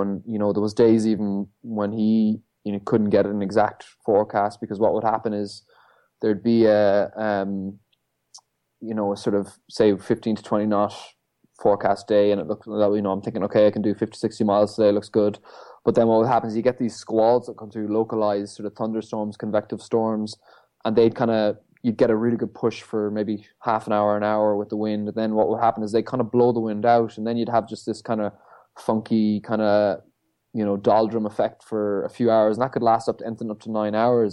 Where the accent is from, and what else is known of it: Ireland; born or raised there